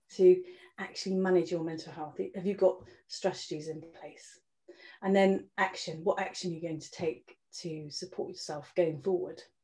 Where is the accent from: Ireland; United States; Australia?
Ireland; I spent a lot of time growing up in Ireland actually with my family.